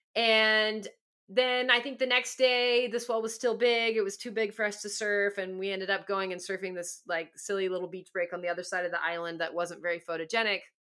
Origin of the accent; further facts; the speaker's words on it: Southern California, United States; I grew up in Southern California